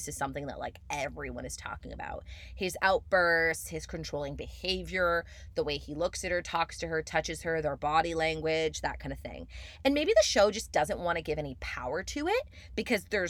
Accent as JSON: {"language": "English", "country": "Canada", "said": "I am Canadian"}